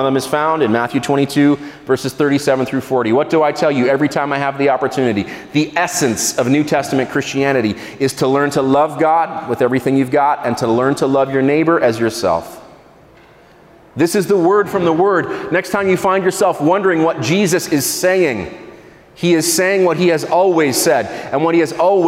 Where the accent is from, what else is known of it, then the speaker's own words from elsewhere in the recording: Israel; I grew up in Israel.